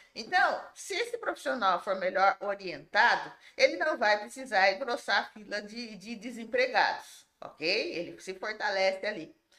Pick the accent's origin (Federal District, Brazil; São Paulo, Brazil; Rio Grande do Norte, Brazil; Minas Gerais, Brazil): São Paulo, Brazil; Limeira; nascida e criada em Limeira